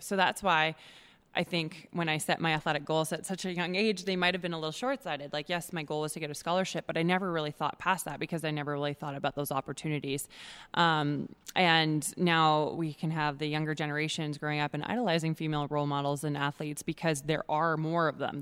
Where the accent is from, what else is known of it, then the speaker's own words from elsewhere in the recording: Edmonton, Alberta, Canada; I'm born and raised in Edmonton, Alberta